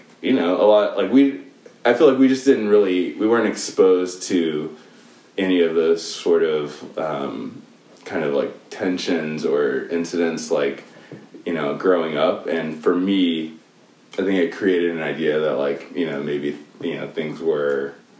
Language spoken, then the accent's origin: English; South Africa; we grew up in South Africa, or at least, you know, the three of us did together when I grew up in South Africa personally.